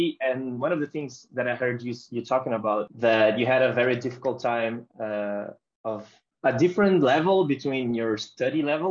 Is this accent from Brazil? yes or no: yes; Brazil; mine and other Brazilian players